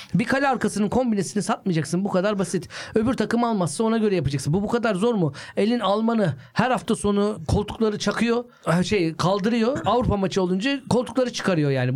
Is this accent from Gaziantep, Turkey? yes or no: yes; Antep, Gaziantep, Turkey; Ben küçükken Fenerbahçeliyim. Sokakta çok bir şey yok Antep'te